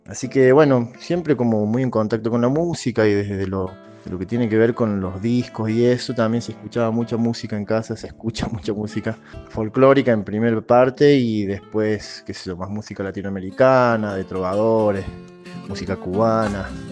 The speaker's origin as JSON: {"language": "Spanish", "region": "Córdoba", "country": "Argentina", "tie": "born or raised there", "also_born_or_lived": "Las Toscas, Santa Fe", "moved": "as an adult", "lives_now": "Salta, Argentina", "said": "Nací en Córdoba, ahí a los meses de nacer nos mudamos a Santa Fe, a Las Toscas, a los seis años volvimos a Córdoba. Así que ahí estuve, bueno, toda mi, infancia, va, la segunda parte de mi infancia, mi adolescencia y parte de mi adultez en Córdoba."}